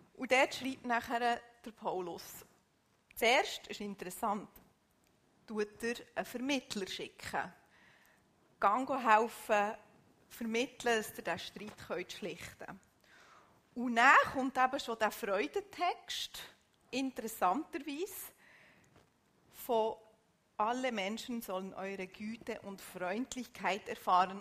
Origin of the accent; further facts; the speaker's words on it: Switzerland; bei uns in der Schweiz